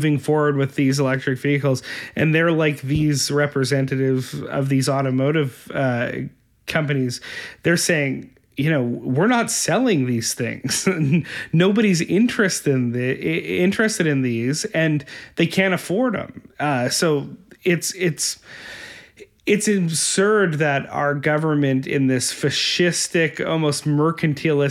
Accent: Winnipeg, Manitoba, Canada; I'm from Winnipeg

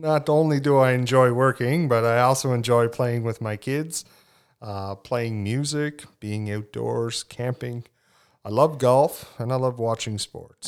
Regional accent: Cape Breton, Nova Scotia, Canada; moved away as an adult; now in Tignish, Canada; I'm originally from Cape Breton, as you said, but now reside in Tignish

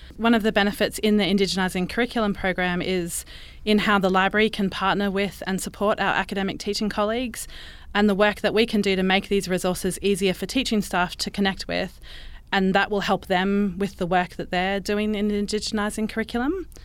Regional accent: Brisbane, Queensland, Australia; I was born and raised in Brisbane on Turrbal and Yugara country.

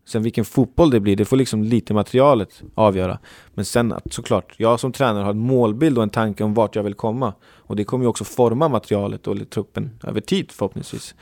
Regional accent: Uppsala, Uppsala County, Sweden; jag är från Uppsala

